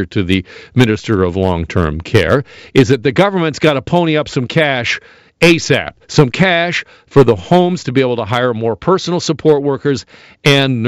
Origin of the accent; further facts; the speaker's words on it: Burlington, Ontario, Canada; me growing up in Burlington, going to the Burlington Mall